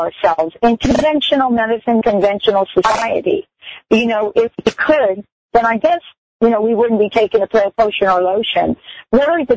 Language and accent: English; New York City, New York, United States; moved away; I'm born and raised in New York City.